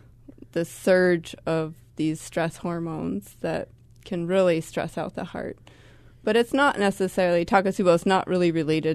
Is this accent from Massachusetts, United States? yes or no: yes; Boston, Massachusetts, United States; I never hear horns here. I'm from Boston originally, so.